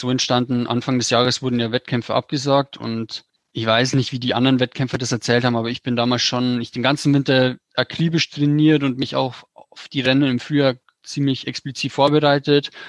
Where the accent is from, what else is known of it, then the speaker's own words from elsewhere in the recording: Bavaria, Germany; Also ich komme aus dem Bayerischen Wald